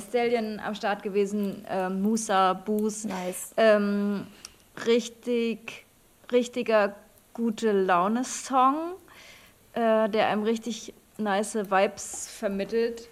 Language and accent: German; eastern Germany, Germany; moved away; da, wo ich herkomme, einfach im Osten